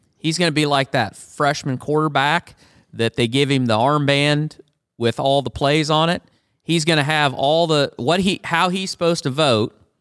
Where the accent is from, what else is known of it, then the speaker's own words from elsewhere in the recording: Iowa, United States; My Home State Here of Iowa